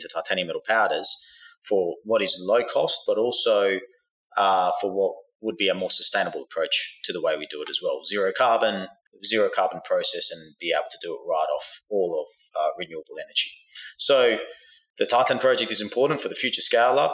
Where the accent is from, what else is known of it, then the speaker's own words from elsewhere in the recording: Australia; now in United States; I grew up in Australia, but I live in the United States now.